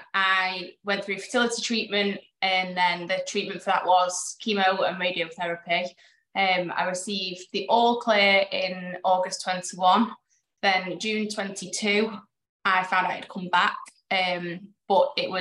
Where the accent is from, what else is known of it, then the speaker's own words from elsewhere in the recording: Warrington, North West England, United Kingdom; I'm from Warrington, finance manager from Warrington